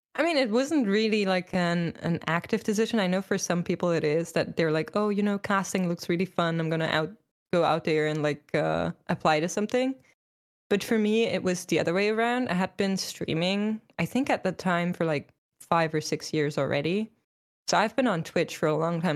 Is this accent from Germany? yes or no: yes; Germany; I'm from Germany